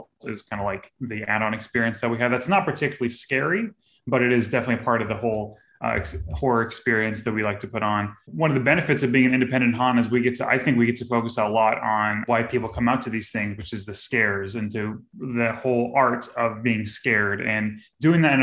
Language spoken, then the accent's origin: English; Florida, United States; also born or lived in Houston, Texas; I grew up here in Florida